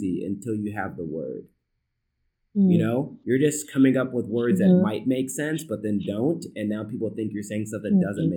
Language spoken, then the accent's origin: English; United States; as an American